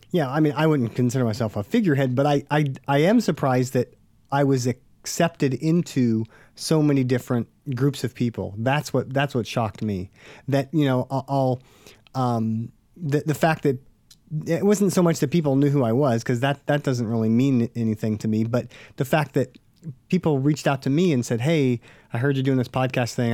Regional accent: Stockton, California, United States; I'm from Stockton

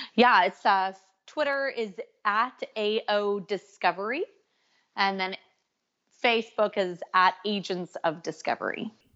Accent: California, United States; now in Canada; I'm from California, living in Canada.

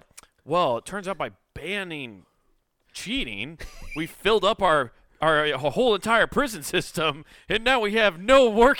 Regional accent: Philadelphia, Pennsylvania, United States; Why are you putting that Niner shit on me? I'm from Philadelphia.

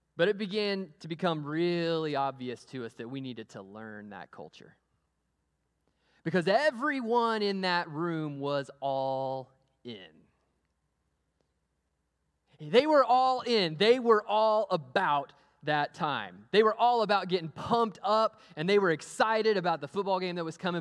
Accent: Amarillo, Texas, United States; moved away; I grew up in Amarillo, Texas. I went to Amarillo High School

